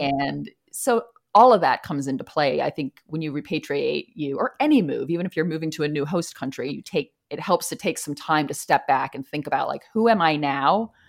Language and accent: English; East Coast, United States; now in Chicago, United States; Like I'm not from Chicago. I'm from the East Coast. Culturally, Chicago is very different than where I'm from.